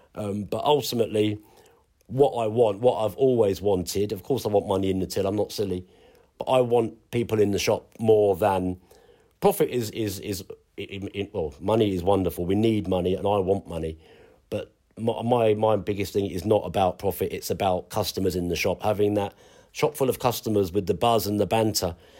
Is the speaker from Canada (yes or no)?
no; London, United Kingdom; moved away as an adult; now in Ipswich, United Kingdom; being a Londoner